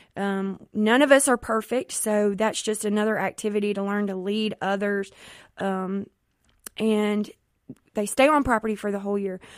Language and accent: English; Jackson, Mississippi, United States; I am from the Jackson Metro area